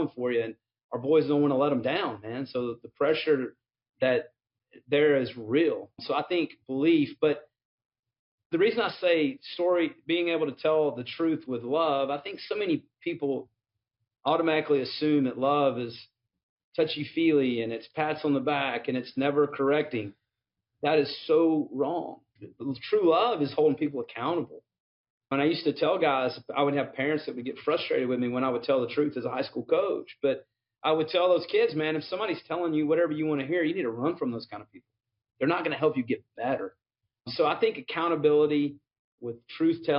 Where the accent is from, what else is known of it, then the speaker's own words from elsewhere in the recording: Mississippi, United States; I was also growing up in Mississippi during the time of the rise of the SEC.